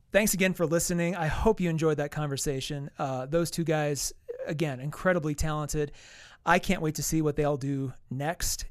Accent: United States; as an American

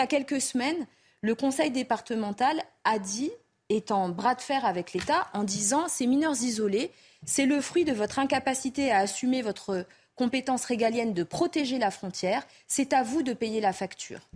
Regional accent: Mayotte, France; Nous, on est français depuis 1841, on a choisi de le rester, on s'est battu pour le rester. Les autres ont souhaité être indépendant. Mais très bien, Vraiment, pour nous, Mahoraises et Mahorais

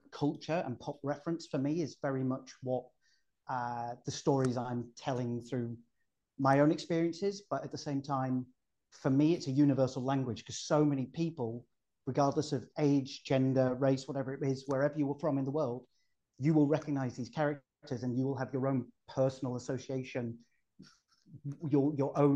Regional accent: Saudi Arabia; born in '83. Um, grew up with uh, lots of Saturday morning TV. As I said, I grew up in Saudi, so I had a, a big American cultural influence on my childhood as well.

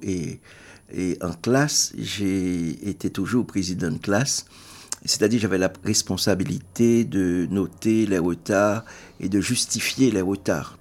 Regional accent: Haiti; first language Haitian Creole; French is a second language; en tant qu'Haïtien, tu ne parles que le créole

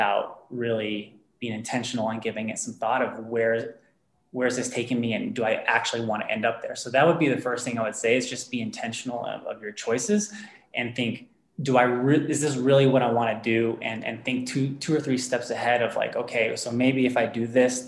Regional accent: near Dallas-Fort Worth, North Texas, United States; moved away as an adult; also born or lived in Tennessee / Southern California; now in Denver, United States; I was born and raised in Texas, in a rather small town near Dallas-Fort Worth area, so North Texas.

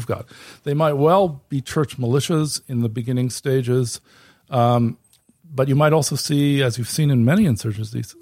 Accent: California, United States; moved away; I'm from California.

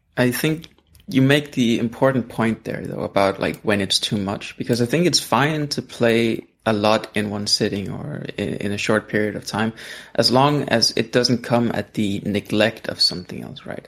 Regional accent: Denmark; English is a second language; I'm from Denmark

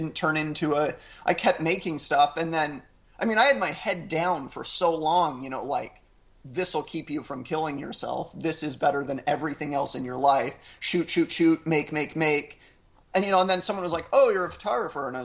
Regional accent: Orem, Utah, United States; I'm from Orem, Utah, a county of 300,000 people that's 97% white and 98% Mormon

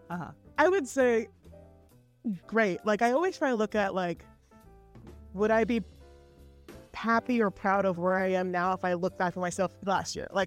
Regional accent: Seattle, Washington, United States; now in Brooklyn, United States; No, I'm from Seattle.

